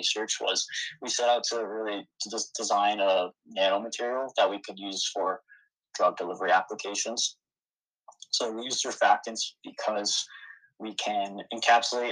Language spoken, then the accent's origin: English; Stamford, Connecticut, United States; I'm from Connecticut. I was born in Stamford.